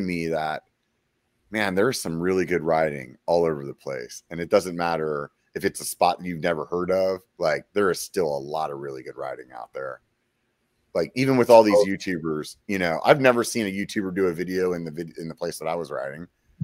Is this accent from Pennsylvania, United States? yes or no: yes; Pennsylvania, United States; moved away; I went home to Pennsylvania